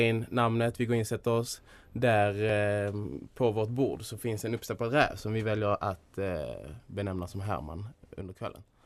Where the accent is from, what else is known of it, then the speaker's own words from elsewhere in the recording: Skåne, Sweden; en del av mitt folk